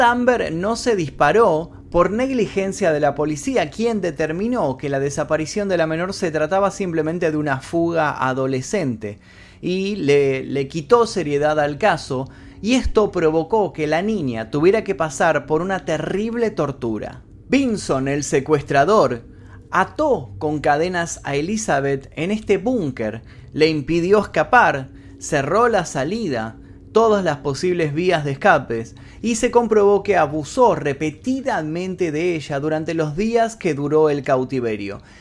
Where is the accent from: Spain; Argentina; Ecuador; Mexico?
Argentina; En Argentina, por ejemplo, de donde soy yo, existe la alerta Sofía